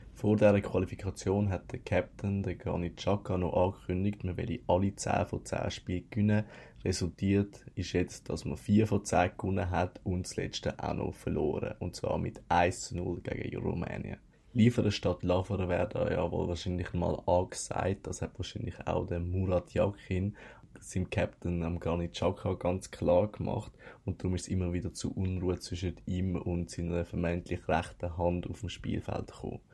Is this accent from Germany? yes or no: no; Switzerland; bei uns in Europa und vor allem in der Schweiz